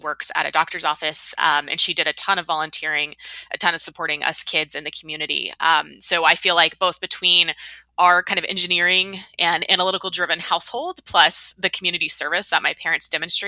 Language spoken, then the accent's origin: English; Huntsville, Alabama, United States; growing up in Huntsville